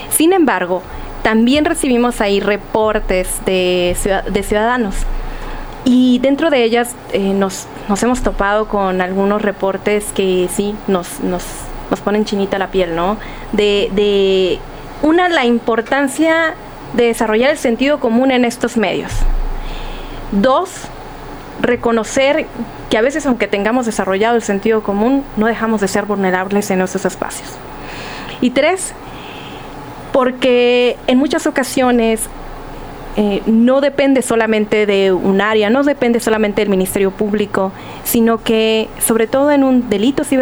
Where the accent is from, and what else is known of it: Sonora, Mexico; moved away